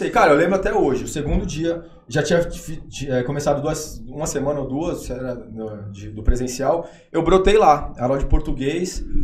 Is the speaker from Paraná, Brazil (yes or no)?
no; Santos, São Paulo, Brazil; Eu sou de Santos.